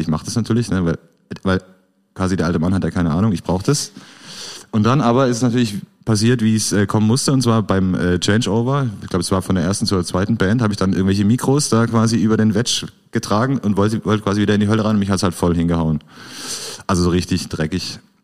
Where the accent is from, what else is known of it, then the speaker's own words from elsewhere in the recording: Black Forest, Baden-Württemberg, Germany; moved away as an adult; now in Karlsruhe, Germany; Ich komme ja eigentlich aus dem Schwarzwald